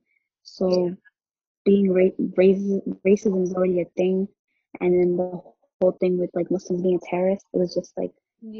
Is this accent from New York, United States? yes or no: no; Falls Church, Virginia, United States; I'm 18 years old, and I'm from Virginia. I grew up the first half of my life in Falls Church. And that's like a Hispanic and Somali Middle area. And yeah, I grew up with them, and then I moved to this white area